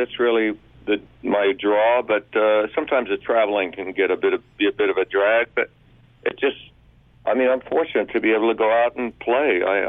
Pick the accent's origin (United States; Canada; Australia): Australia; My dad was in the Australian Army, so we moved around every couple of years, which was a real drag, but it got me into a love of traveling.